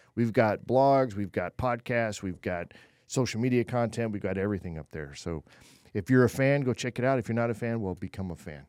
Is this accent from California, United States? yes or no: yes; California, United States; I was born in California